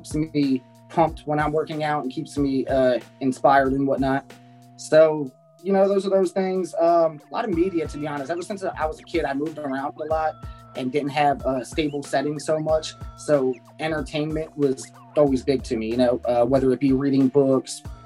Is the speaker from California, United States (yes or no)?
no; New Jersey, United States; I'm just a kid from New Jersey